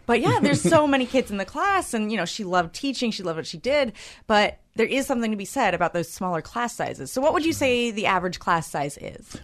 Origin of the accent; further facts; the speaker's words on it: Claremont, California, United States; I grew up in Claremont, and so I was uh, I went to Claremont High School